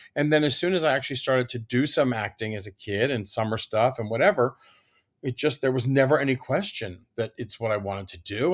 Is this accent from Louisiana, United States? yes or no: no; Washington, District of Columbia, United States; I grew up in Washington, D C